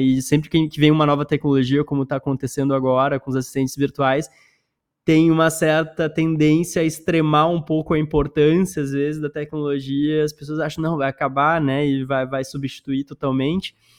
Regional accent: Porto Alegre, Rio Grande do Sul, Brazil; moved away; eu sou gaúcho também, sou de Porto Alegre

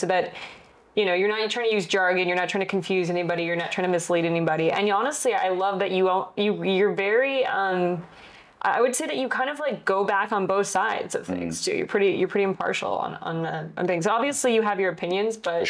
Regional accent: United States; I was born in the United States.

